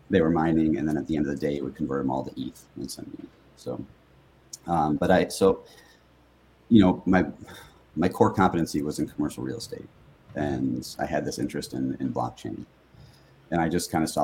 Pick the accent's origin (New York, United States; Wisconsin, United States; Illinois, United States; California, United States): Illinois, United States; Chicago; also born or lived in Oxford, Ohio; born and raised in Chicagoland, grew up in the suburbs